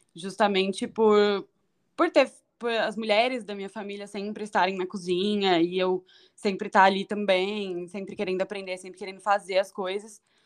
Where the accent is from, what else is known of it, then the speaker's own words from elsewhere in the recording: São Paulo, Brazil; moved away as an adult; Eu nasci em São Paulo, na Zona Norte